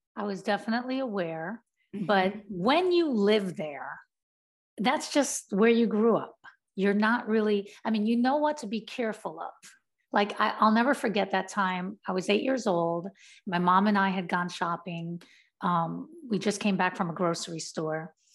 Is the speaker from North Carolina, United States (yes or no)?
no; New York City, New York, United States; growing up in Brownsville, I just wanted to be like a part of my community